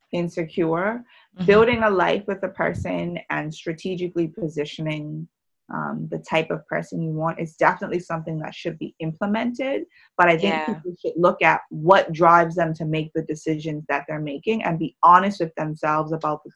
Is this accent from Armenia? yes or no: no; Bermuda; moved away; the small little hub that is Bermuda.